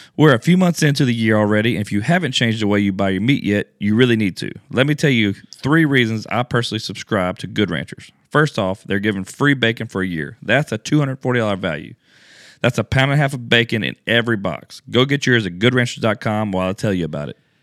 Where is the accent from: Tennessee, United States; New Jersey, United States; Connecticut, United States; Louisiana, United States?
Louisiana, United States; also born or lived in Houston, Texas; now in Houston area, United States; I'm from Louisiana